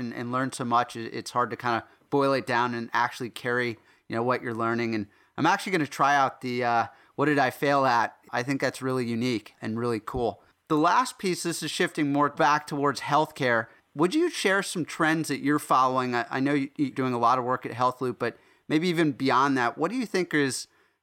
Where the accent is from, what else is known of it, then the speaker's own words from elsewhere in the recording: South Africa; moved away; I'm actually originally from South Africa